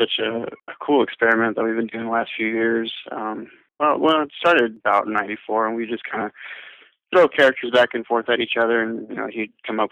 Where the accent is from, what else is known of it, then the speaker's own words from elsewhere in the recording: Long Beach, California, United States; moved away as an adult; now in Nevada, United States; I grew up down in the Lakewood Long Beach area.